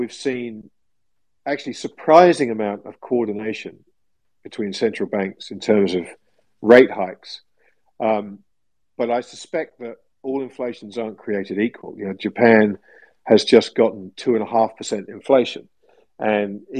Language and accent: English; England, United Kingdom; growing up in England as I did